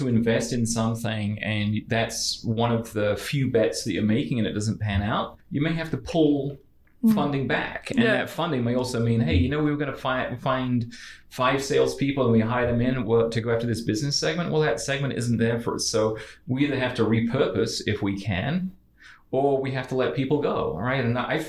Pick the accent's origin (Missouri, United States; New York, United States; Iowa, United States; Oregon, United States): New York, United States; I knew when I was 5 growing up in New York